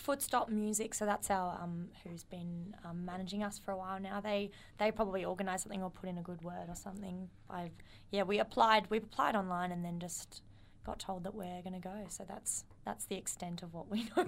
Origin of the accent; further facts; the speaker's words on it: Adelaide, South Australia, Australia; moved away as an adult; now in Melbourne, Australia; We're a band from Adelaide, like you said. Um, we moved over a couple years ago just to um, to try it out in Melbourne